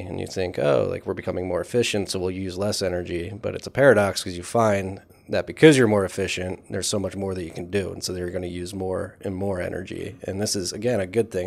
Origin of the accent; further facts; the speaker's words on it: Philadelphia, Pennsylvania, United States; grew up in Philadelphia